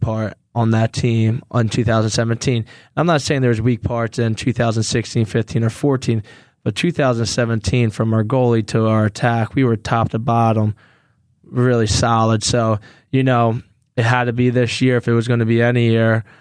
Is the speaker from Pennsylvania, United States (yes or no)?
yes; Philadelphia, Pennsylvania, United States; to play in my hometown